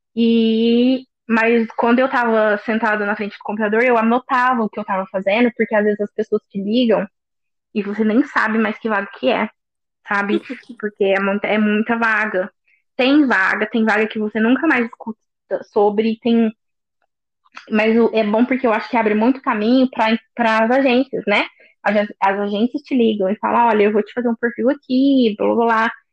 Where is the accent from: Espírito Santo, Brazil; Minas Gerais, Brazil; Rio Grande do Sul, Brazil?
Minas Gerais, Brazil; Poços de Caldas; moved away as an adult; now in Dublin, Ireland; Eu sou do interior de Minas Gerais, uma cidade bem pequenininha que chama Poste Caldas